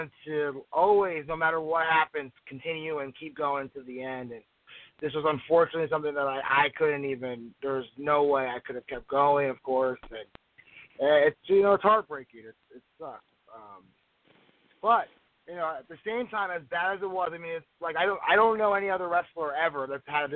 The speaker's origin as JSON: {"language": "English", "region": "New Jersey", "country": "United States", "tie": "born or raised there", "moved": "as an adult", "said": "when I was younger, I grew up in New Jersey"}